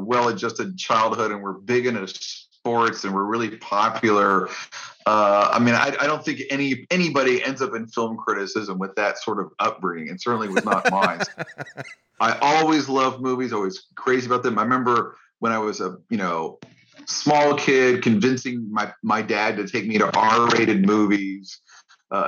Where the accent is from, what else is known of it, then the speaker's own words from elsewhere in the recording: Orlando, Florida, United States; I was reading my film critic at my hometown newspaper, which was the Orlando Sentinel